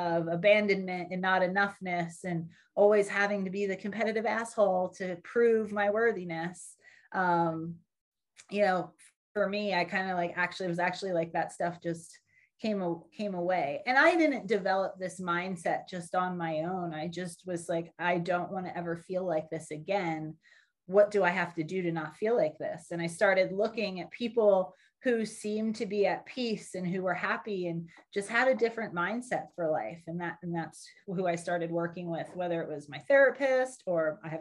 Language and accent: English; Philadelphia, Pennsylvania, United States; moved away as an adult; born just outside of Philadelphia, and I spent the first 25 years of my life there.